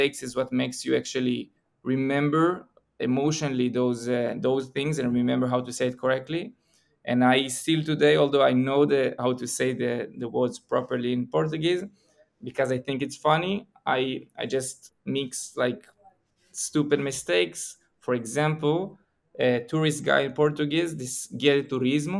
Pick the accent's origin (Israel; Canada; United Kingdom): Israel; I'm from Israel